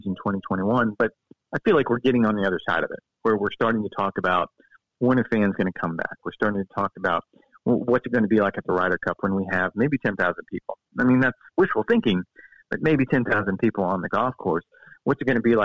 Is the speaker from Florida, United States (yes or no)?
yes; Florida, United States; I grew up in Florida